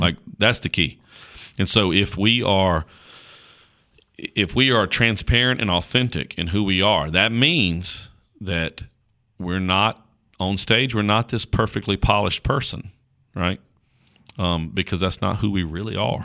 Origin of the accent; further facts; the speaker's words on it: Caswell County, North Carolina, United States; accent: country; I talk like a, like a country bumpkin from Caswell County, North Carolina, 'cause I am a country bumpkin from Caswell County, North Carolina.